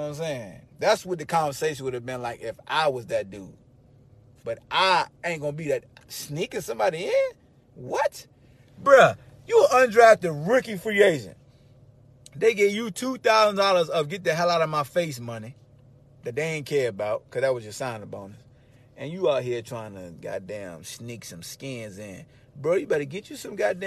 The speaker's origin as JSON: {"language": "English", "town": "Hampton", "region": "Virginia", "country": "United States", "moved": "yes"}